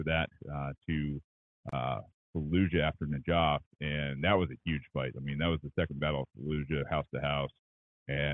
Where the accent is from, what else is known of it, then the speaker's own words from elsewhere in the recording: Georgia, United States; also born or lived in Michigan; I grew up down here in Georgia